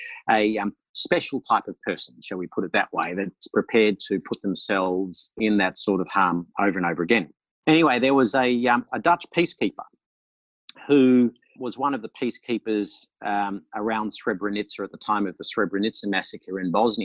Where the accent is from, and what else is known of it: Australia